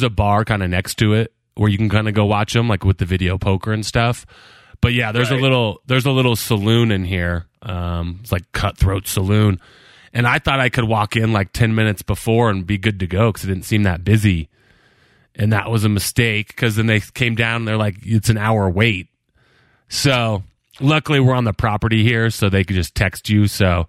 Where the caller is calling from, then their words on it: Tahoe, United States; I'm in Tahoe. I hit the sports book last night for our UConn.